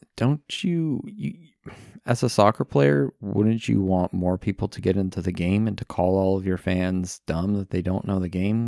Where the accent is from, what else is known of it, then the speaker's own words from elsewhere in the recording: United States; I am American